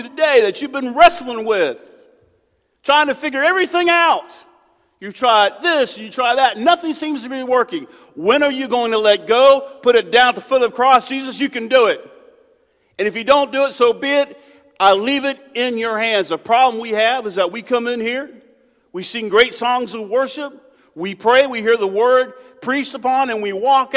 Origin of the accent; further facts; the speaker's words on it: United States; I'm American